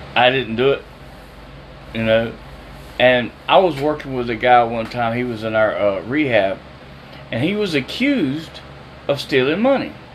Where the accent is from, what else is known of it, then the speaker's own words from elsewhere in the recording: Jacksonville, United States; I went home to Jacksonville after 20 years